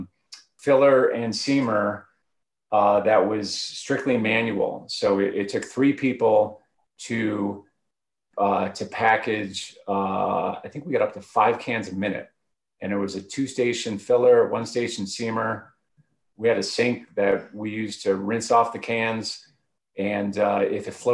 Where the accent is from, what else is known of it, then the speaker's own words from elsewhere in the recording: Cleveland, Ohio, United States; moved away as an adult; also born or lived in Oxford, Ohio; now in Boulder, United States; I'm originally from Cleveland and went to school at Miami University in Ohio